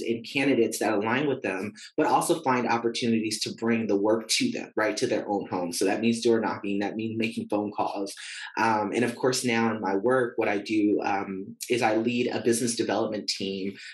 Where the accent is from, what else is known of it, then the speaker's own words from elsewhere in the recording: San Francisco, California, United States; also born or lived in Vacaville, California; now in Pinole, United States; I actually grew up and I was born and raised in San Francisco, California, right around the corner from Candlestick Park